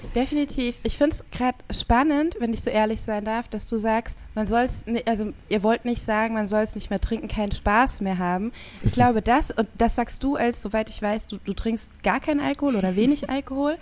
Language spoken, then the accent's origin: German; Rhineland-Palatinate, Germany; ich bin an der Pfalz groß geworden. Nicht direkt an der Weinstraße, aber dann doch in einem Weingebiet